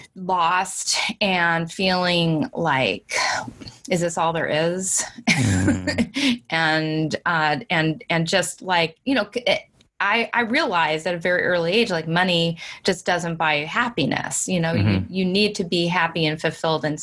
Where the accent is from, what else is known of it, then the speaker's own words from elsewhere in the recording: Washington, United States; also born or lived in California; we moved to Washington State from California